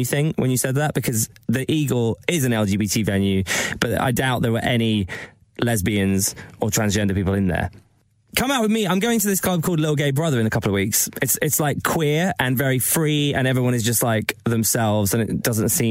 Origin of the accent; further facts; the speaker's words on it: Eastbourne, South East England, United Kingdom; My local gay pub in Eastbourne, where I grew up in Sussex